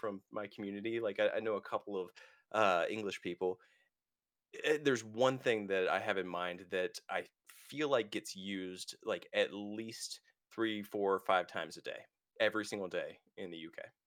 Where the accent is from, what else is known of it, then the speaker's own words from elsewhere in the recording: United States; I'm an American